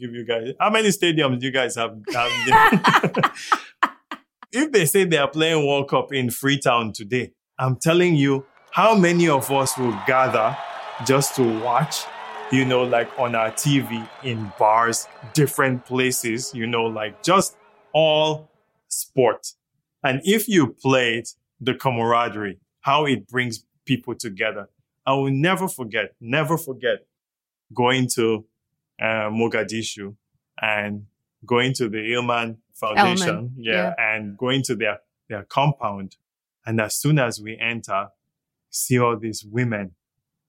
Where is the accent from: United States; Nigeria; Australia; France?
Nigeria; Zaria, Kaduna State; moved away as an adult; also born or lived in London; now in Toronto, Canada; I didn't grow up in the States. I grew up in Zaria.